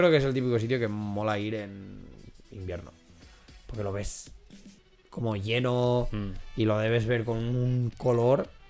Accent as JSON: {"language": "Spanish", "country": "Spain", "said": "Sí, porque soy de España."}